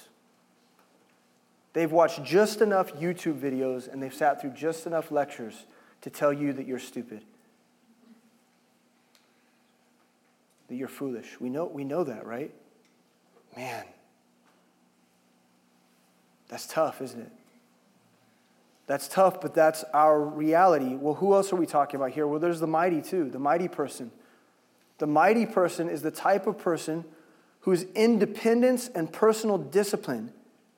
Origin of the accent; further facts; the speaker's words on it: Lee's Summit, Missouri, United States; I grew up in Lee Summit